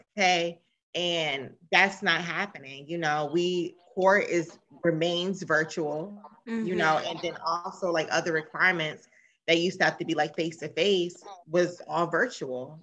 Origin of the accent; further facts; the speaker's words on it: Maryland, United States; I'm from Maryland.